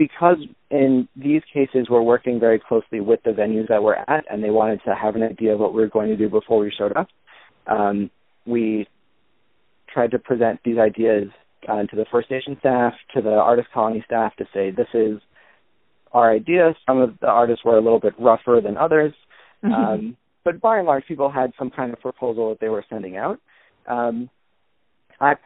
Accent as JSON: {"language": "English", "town": "Los Angeles", "region": "California", "country": "United States", "said": "I'm from Los Angeles"}